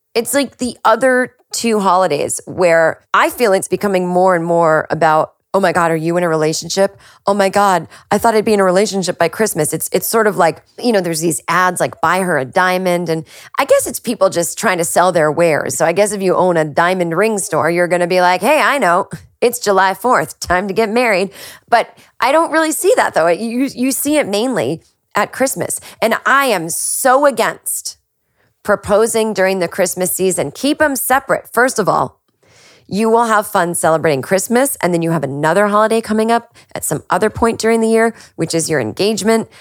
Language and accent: English; Massachusetts, United States; moved away as an adult; also born or lived in New York; now in Los Angeles, United States; I, I did go okay. back to Massachusetts